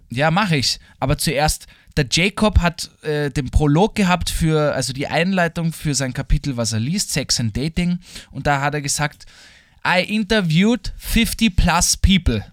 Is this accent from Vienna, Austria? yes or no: yes; Vienna, Austria; für mich als Österreicher und als Wiener